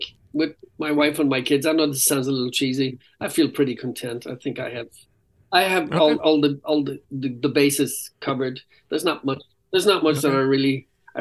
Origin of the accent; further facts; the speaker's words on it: Ireland; I'm Irish.